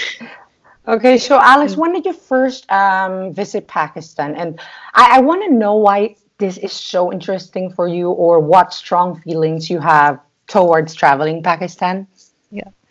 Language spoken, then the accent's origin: English; Philippines; I'm from a third world country